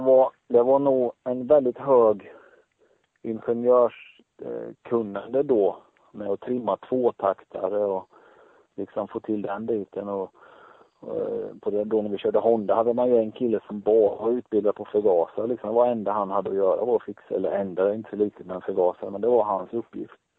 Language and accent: Swedish; Tranås, Jönköping County, Sweden; dra igång en butik också, just hemma i Tranås